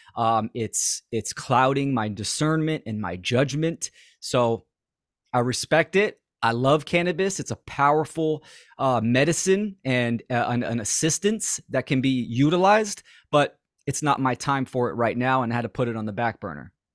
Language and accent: English; Bay Area, California, United States; I'm from, born and raised in the Bay Area